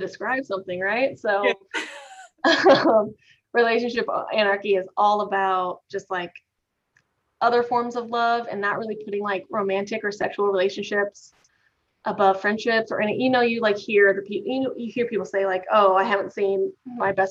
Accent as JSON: {"language": "English", "region": "Midwest", "country": "United States", "tie": "born or raised there", "said": "I was raised in the Midwest"}